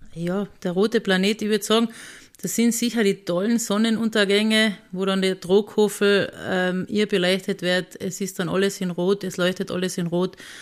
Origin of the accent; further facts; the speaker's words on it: Rattendorfer Alm, Carinthia, Austria; die Alm, wo ich groß geworden bin